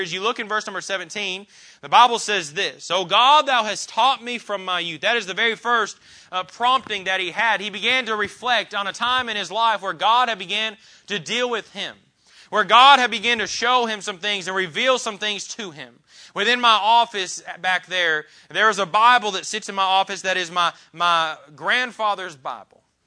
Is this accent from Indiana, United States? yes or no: yes; Columbus, Indiana, United States; the different people that I grew up with in Columbus, Indiana